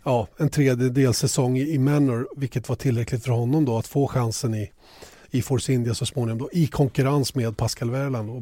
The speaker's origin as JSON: {"language": "Swedish", "country": "Sweden", "said": "oss svenskar"}